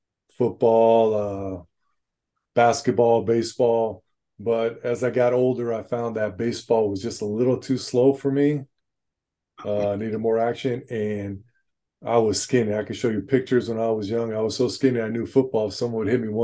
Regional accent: Los Angeles, California, United States; born and raised and still living in San Pedro, California, just down here, Southern California, LA, San Pedro.

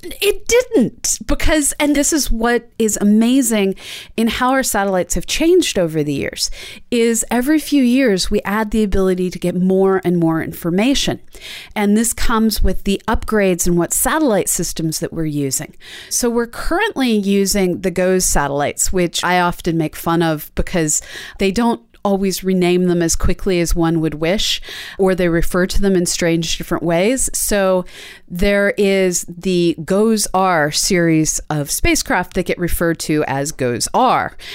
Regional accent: East Coast, United States; Me growing up on the East Coast

